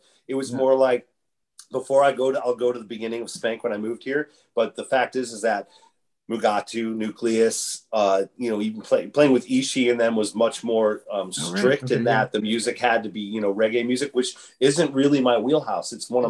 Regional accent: Chicago, Illinois, United States; moved away as an adult; also born or lived in Los Angeles / Arcata; now in Humboldt County, United States; I grew up in Chicago and by the time I was 25 or so, or mid-90s, I moved to Los Angeles, lived there for a year, moved to Arcata in 1997, September of 1997, and I didn't know anyone.

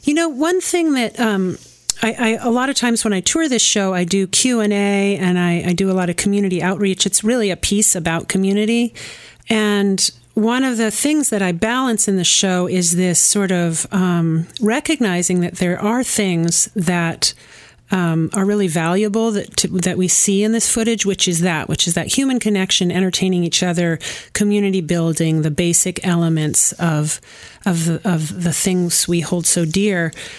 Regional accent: Kannapolis, North Carolina, United States; And I grew up near Kannapolis, and he came through town.

